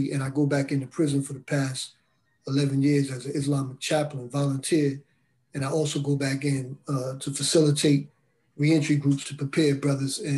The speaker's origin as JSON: {"language": "English", "town": "Bridgeport", "region": "Connecticut", "country": "United States", "tie": "born or raised there", "also_born_or_lived": "Brooklyn, United States", "said": "I grew up in um, Bridgeport, Connecticut, and I grew up in East New York section of Brooklyn. So I lived back and forth as a kid."}